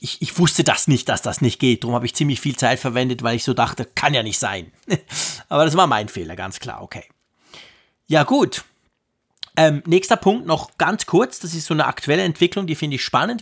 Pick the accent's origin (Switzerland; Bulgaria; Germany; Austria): Switzerland; als Schweizer